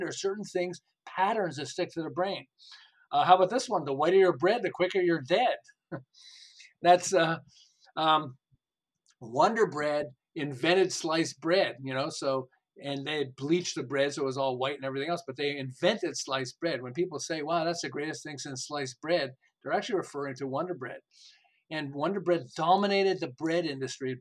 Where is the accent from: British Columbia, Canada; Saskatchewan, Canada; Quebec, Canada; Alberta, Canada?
Quebec, Canada; Montreal; moved away as an adult; now in Southern California, United States; I'm originally from Montreal. I live in Southern California. We've lived here for about 36 years.